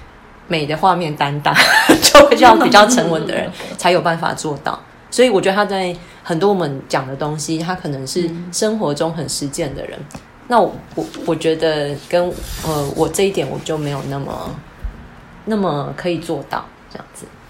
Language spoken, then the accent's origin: Chinese; Kaohsiung, Taiwan; 我们都是高雄长大的人